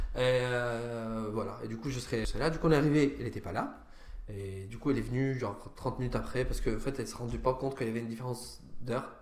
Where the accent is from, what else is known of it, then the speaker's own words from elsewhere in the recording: Syria; also born or lived in Lebanon / Sweden; now in France; mon passeport syrien